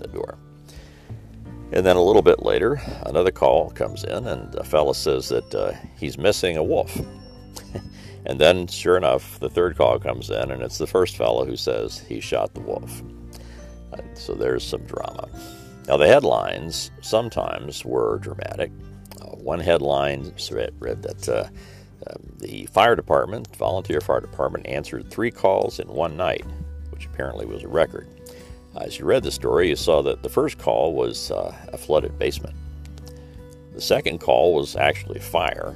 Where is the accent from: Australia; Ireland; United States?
United States; Southern Indiana; some memories of the weekly newspaper from my hometown.